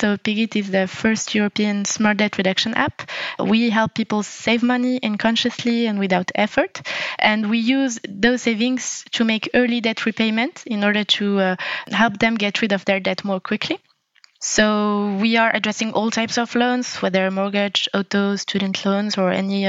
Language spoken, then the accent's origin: English; Morocco; moved away as an adult; now in Paris, France; I am Moroccan and French, like Sophia. So I was born in Morocco and born and raised. And then I came to Paris 9 years ago for studies.